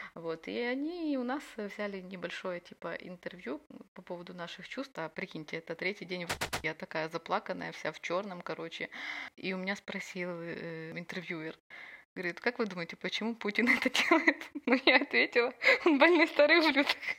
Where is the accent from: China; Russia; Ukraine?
Ukraine; also born or lived in Odesa; я из Украины